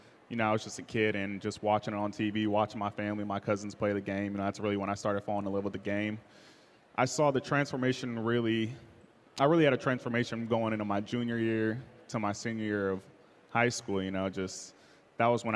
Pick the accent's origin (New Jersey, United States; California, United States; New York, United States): California, United States; Southern; moved away as an adult; now in Seattle, United States; my hometown, California